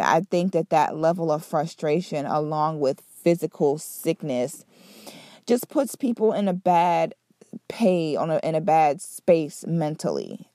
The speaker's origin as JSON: {"language": "English", "region": "Central and South Florida", "country": "United States", "tie": "born or raised there", "also_born_or_lived": "Philadelphia, Pennsylvania", "said": "I'm originally from Philly, Um, but I grew up in Central Florida area. Well, I sh, I shouldn't even say Central Florida, I should say South Florida and Central Florida. I grew up in both of those places."}